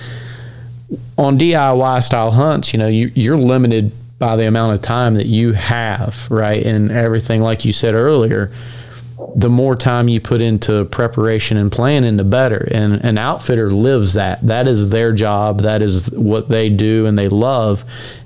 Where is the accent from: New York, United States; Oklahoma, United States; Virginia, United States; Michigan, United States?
Virginia, United States; growing up in Virginia hunting public land